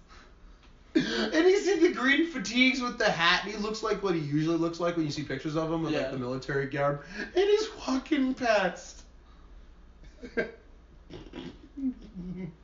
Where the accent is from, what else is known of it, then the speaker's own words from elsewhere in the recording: Wisconsin, United States; we're from Wisconsin